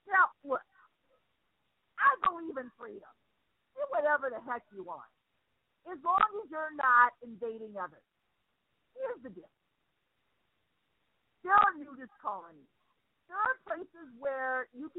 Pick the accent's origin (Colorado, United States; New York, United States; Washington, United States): Washington, United States; Seattle; moved away; I'm originally from Seattle